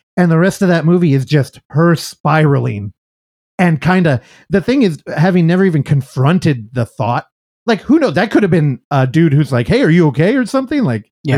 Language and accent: English; San Francisco, California, United States; I'm from San Francisco